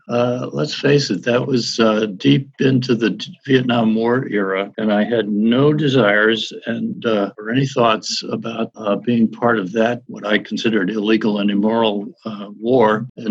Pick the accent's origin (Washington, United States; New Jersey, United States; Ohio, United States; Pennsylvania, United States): Pennsylvania, United States; Mahanoy City; born there; Well, I grew up in several different places across the country. I was born in eastern Pennsylvania in one of the little coal mining towns there called Mahanoy City.